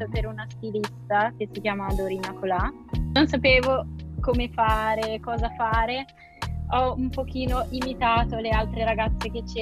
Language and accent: Italian; Bergamo, Lombardy, Italy; ho 21 anni e vengo da Bergamo.